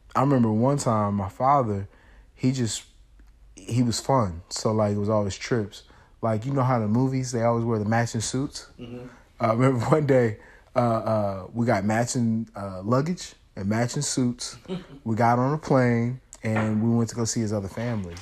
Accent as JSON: {"language": "English", "town": "Kansas City", "region": "Missouri", "country": "United States", "tie": "born or raised there", "also_born_or_lived": "St. Louis", "said": "we're originally from St. Louis, but I went to school in Kansas City"}